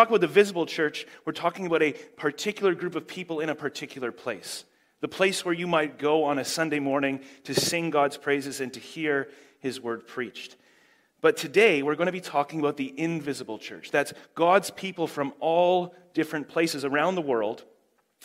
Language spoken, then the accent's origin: English; Canada; now in Huntly, New Zealand; I do live in Huntley now, but I am from Canada, which is why I talk so normally